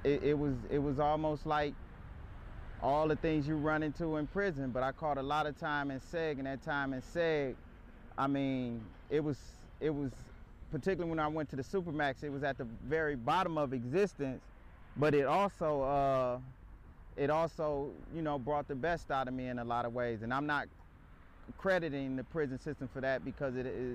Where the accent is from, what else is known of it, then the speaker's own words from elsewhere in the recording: Milwaukee, Wisconsin, United States; I grew up in Milwaukee